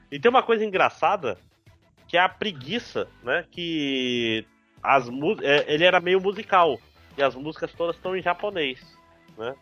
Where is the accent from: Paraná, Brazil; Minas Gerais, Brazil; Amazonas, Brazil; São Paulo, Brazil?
Amazonas, Brazil; Manaus; teve uma época na minha terra infância, 4, 5 anos, que tinha dois videocassetes em casa